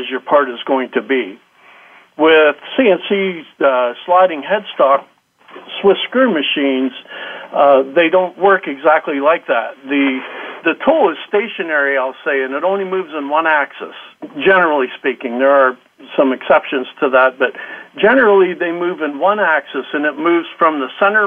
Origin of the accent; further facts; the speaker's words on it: Pennsylvania, United States; I grew up in Pennsylvania, been here all my life